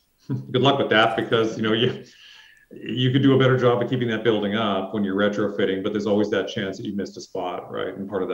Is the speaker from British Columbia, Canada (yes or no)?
yes; Vancouver, British Columbia, Canada; moved away; also born or lived in California; I was born in Vancouver, and then you go away and you forget and you appreciate things and you come back. And, you know, I spent, you know, years in California, came back, and I thought, man, I am such a hoser and I really want to be back in Canada.